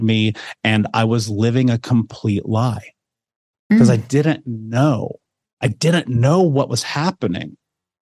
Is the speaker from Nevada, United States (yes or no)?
no; Indianapolis, Indiana, United States; I grew up in America, in Indianapolis, in an actual city.